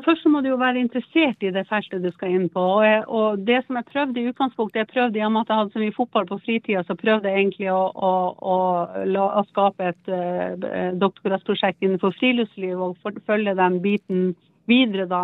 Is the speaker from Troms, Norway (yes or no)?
yes; Troms, Norway; moved away as an adult; also born or lived in Alta / Oslo; jeg kom opp fra Nord-Troms